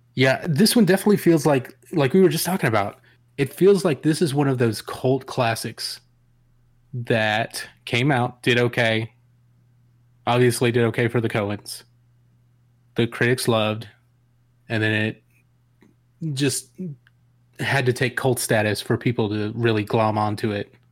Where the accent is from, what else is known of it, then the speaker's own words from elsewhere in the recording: Atlanta, Georgia, United States; also born or lived in Savannah / Macon; I'm in Macon. I grew up in Atlanta.